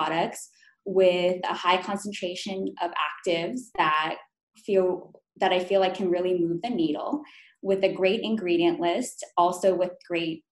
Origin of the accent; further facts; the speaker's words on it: Calabasas, California, United States; also born or lived in New York; I'm Korean American, and so I was born in New York and raised in Calabasas, California